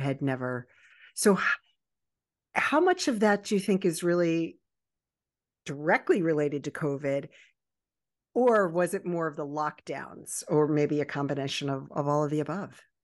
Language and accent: English; Baltimore and Annapolis area, Maryland, United States; also born or lived in Virginia Beach, Virginia; I was born in Virginia Beach and raised in the Baltimore and Annapolis